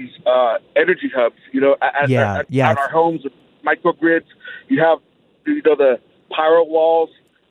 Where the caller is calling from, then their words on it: Shiprock, New Mexico, United States; I'm calling from Shiprock, New Mexico, here on the Navajo Nation in northwest New Mexico.